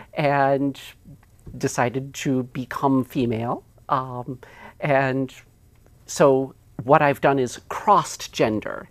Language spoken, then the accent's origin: English; United States; I am an American also